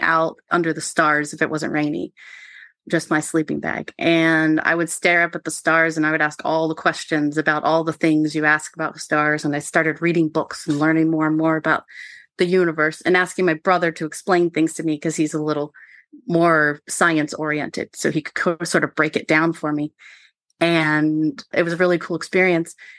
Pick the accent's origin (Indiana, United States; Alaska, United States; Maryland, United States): Maryland, United States; I grew up on Mar, on the Maryland side of the Potomac River, so, uh, walking distance from Harpers Ferry